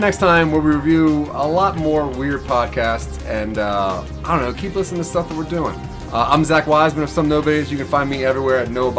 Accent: Delaware, United States; I'm from Delaware

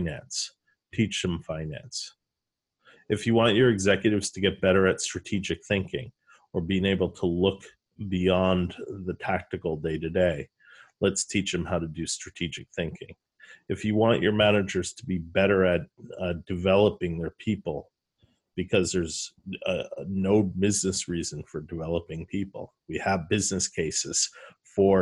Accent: New York, United States; accent: New York; my New York accent

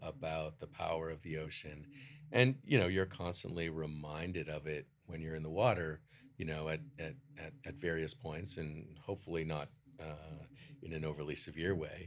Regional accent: Toronto, Ontario, Canada; I grew up in Toronto

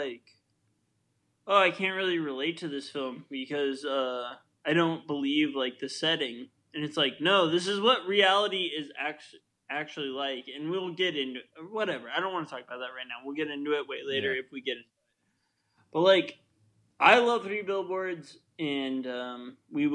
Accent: Midwest, United States; born or raised there; now in East Coast, United States

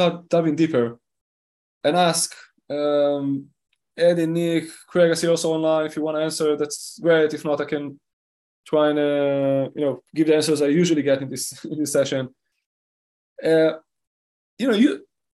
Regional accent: Israel; Now, I live in Israel, okay? I was born in Israel, I grew up in Israel.

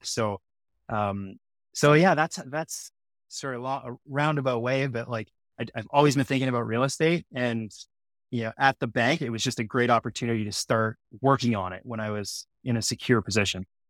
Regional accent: Sudbury, Ontario, Canada; now in Toronto, Canada; I loved growing up in Sudbury. It's, you know, it's Northern Ontario.

